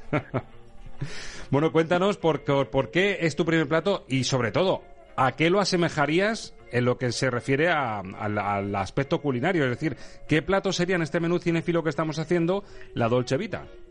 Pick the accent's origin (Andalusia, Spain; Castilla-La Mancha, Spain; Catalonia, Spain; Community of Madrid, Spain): Castilla-La Mancha, Spain; Toledo; siendo de Toledo